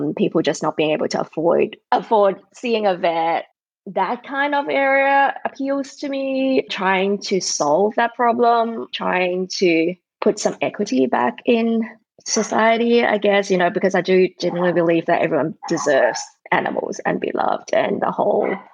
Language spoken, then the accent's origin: English; Sydney, New South Wales, Australia; moved away; I grew up in Australia, Sydney, Australia